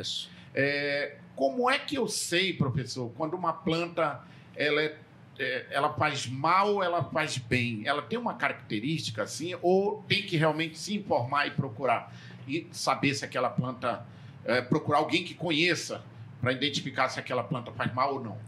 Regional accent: Tefé, Amazonas, Brazil; eu crescia, eu sou de Tefé

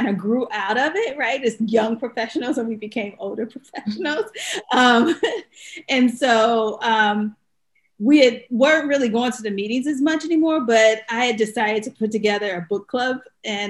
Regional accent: Chicago, Illinois, United States; moved away; we were both volunteers at the Chicago Urban League because we're from Chicago

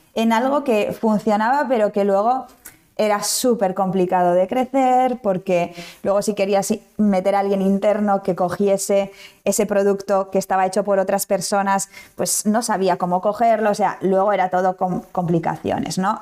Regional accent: Basque Country, Spain; moved away as an adult; now in Valencia, Spain; nací en el País Vasco. Eh, toda la vida he vivido allí, estudié allí

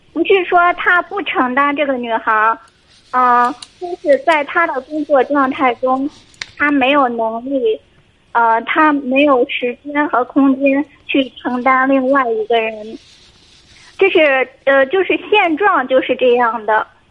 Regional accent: Jinan, Shandong, China; also born or lived in Beijing; 我家是济南的，然后我就把家在济南，当时在北京工作

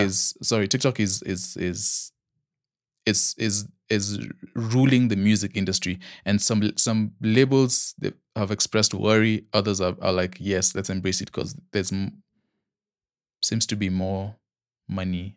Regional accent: Nigeria; accent: Nigerian; my Nigerian accent

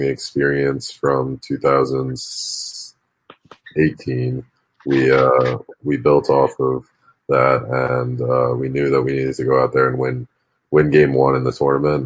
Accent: New Jersey, United States; I'm from New Jersey

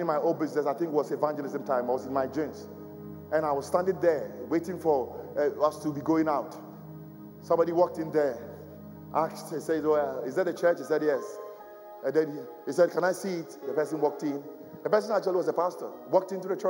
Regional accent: Ghana; now in London, United Kingdom; I went to Ghana, my home country, my original home country.

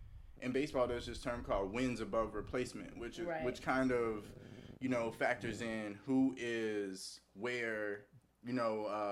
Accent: the South, United States; A, because he's a Southerner, and I'm a Southerner

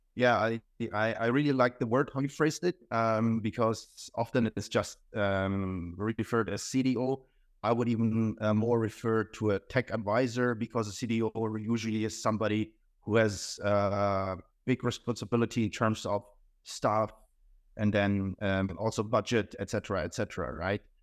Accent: Hamburg, Germany; moved away; also born or lived in Croatia; I was born in Croatia, um, but then my, I spent my, the majority of my life in Germany, Hamburg

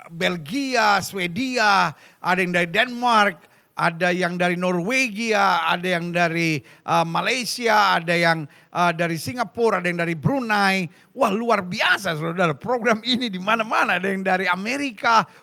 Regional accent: Medan, North Sumatra, Indonesia; Aku anak Medan ini. Ya kan? Apakah Medan beranak? Bukan. Berarti aku berasal dari Medan.

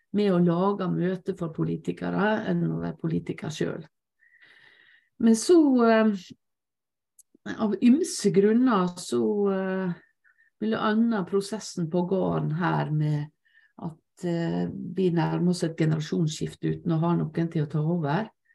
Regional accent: Lepsøya, Møre og Romsdal, Norway; på eh, Lepsøya, der jeg vokste opp

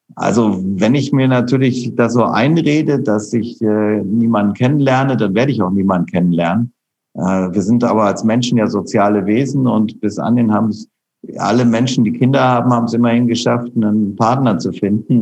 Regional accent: Rhineland, Germany; also born or lived in St. Gallen, Switzerland; now in Austria; ich bin halt Rheinländer

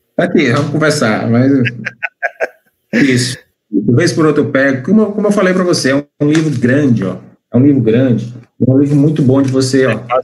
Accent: Fortaleza, Ceará, Brazil; also born or lived in Eusébio; eu sou aqui de Fortaleza. Na realidade, eu nasci em Fortaleza

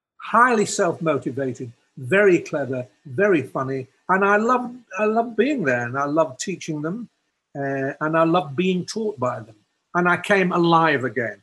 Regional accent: England, United Kingdom; growing up in England, at Cambridge

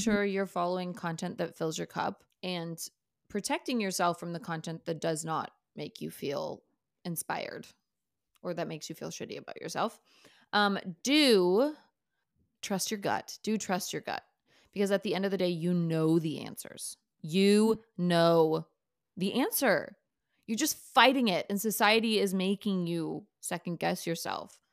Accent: Minnesota, United States; I was a, you know, white chick growing up in Minnesota

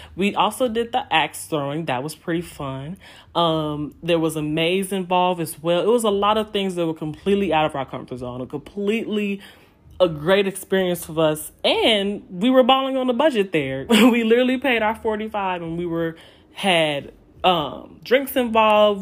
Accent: Chicago, Illinois, United States; moved away as an adult; also born or lived in Indiana; I'm from Chicago

